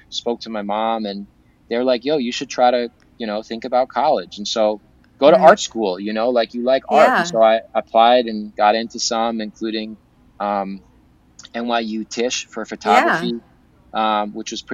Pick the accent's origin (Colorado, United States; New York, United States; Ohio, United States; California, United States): New York, United States; Southampton; accent: Long Island; I grew up in Southampton on Eastern Long Island